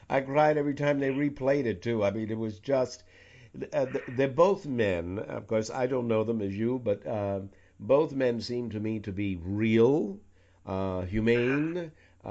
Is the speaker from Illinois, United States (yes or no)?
no; New York City, New York, United States; also born or lived in Washington, D.C.; Sony Music in New York City, my hometown, for three years before moving to Washington, D.C., also a hometown of mine